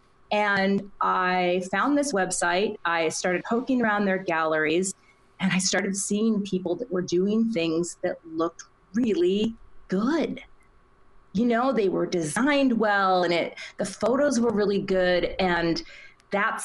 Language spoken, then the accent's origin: English; Minnesota, United States; in Minnesota and right next to my hometown.